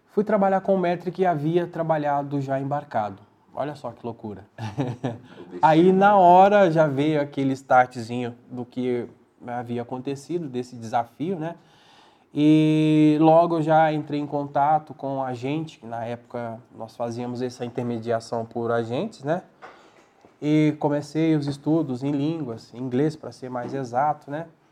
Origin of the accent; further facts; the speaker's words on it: Barbacena, Minas Gerais, Brazil; now in São José do Rio Preto, Brazil; eu sentia a falta de comer um bom pão de queijo como um bom mineiro